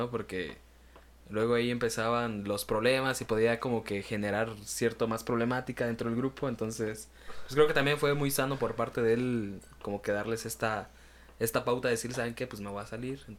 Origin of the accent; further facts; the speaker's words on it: Tacámbaro, Michoacán, Mexico; Pues, eh, yo somos de Tacámbaro.